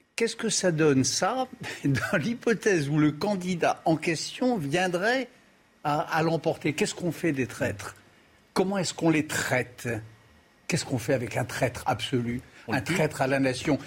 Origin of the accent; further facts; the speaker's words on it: France; je suis français